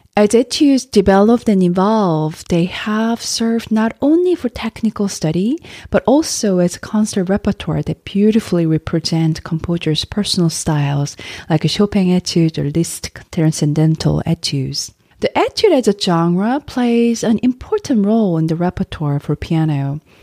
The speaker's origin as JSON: {"language": "English", "country": "South Korea", "also_born_or_lived": "United States", "moved": "yes", "said": "my home country, Korea"}